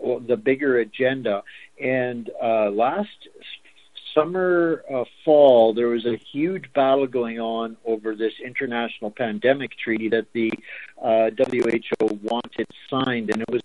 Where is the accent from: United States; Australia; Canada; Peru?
Canada; I'm savagely Canadian